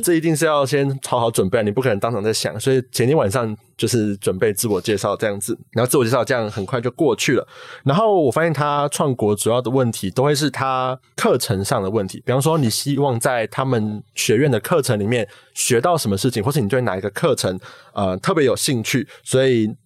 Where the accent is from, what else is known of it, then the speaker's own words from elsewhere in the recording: Taipei, Taiwan; 高中就读的是台北的国立政大附中